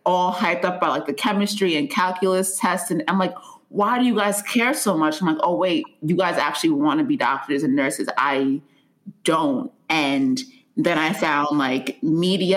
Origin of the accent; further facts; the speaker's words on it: Nigeria; I'm Nigerian.